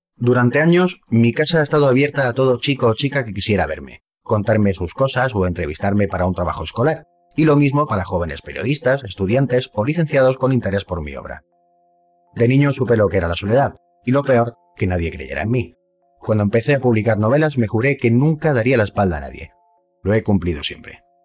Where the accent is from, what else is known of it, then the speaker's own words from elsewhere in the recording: Córdoba, Andalusia, Spain; now in Madrid, Spain; yo soy de Córdoba